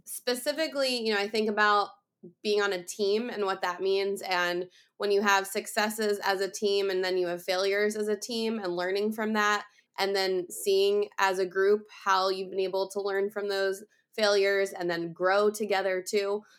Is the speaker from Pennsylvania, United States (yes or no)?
yes; outside of Philadelphia, Pennsylvania, United States; moved away as an adult; also born or lived in Iowa; I grew up outside of Philadelphia and Pennsylvania